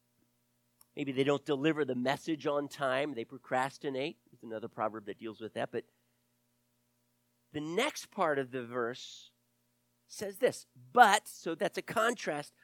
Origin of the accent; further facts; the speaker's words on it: the South, United States; also born or lived in Delaware; I grew up in the South